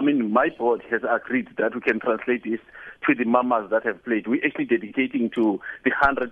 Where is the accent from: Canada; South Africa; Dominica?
South Africa; Mount Frere, Eastern Cape; I was born in Mandileni, Mount Fred.